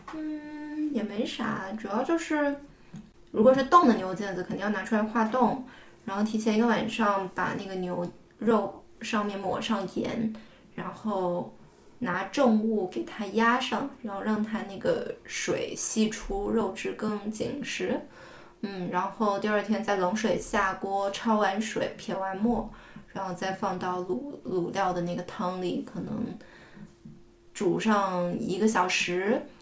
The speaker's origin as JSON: {"language": "Chinese", "town": "Fuzhou", "region": "Fujian", "country": "China", "tie": "born or raised there", "moved": "as an adult", "lives_now": "Beijing, China", "said": "我即便到北京这么多年，然后但是每年冬至还是会做的一件事情，就是搓戏。戏其实是福州的方言"}